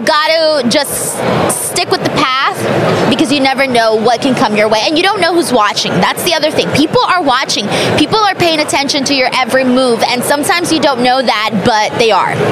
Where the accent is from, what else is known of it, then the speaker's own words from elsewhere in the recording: Los Angeles, California, United States; my hometown of Los Angeles at the Staples Center where I used to go as a little girl to watch pro wrestling